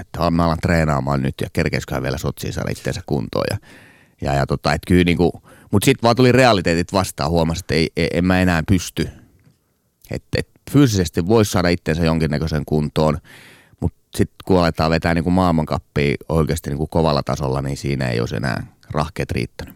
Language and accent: Finnish; Tornio, Lapland, Finland; moved away; also born or lived in Estonia; mä oon maalta kotoisin Torniosta